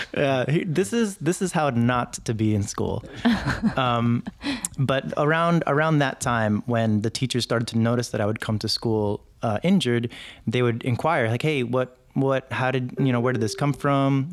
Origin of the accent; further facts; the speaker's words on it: New York City, New York, United States; also born or lived in Jersey City; I grew up in, in New York City, and, uh, we moved there from Jersey City when I was around five or six